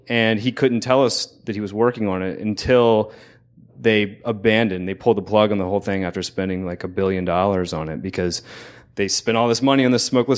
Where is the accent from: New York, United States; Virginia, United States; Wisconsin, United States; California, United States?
Virginia, United States; Newport News; I came all the way from, I was born in Newport News, Virginia.